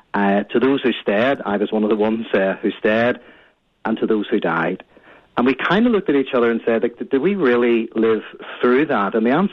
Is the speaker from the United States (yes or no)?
no; Belfast, Northern Ireland, United Kingdom; I grew up in Belfast.